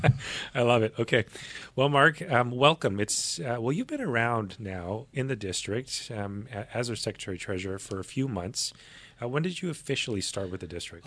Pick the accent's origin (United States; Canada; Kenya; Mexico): Canada; Winnipeg, Manitoba; now in Nanaimo, Canada; growing up, I, I'm from Manitoba, Winnipeg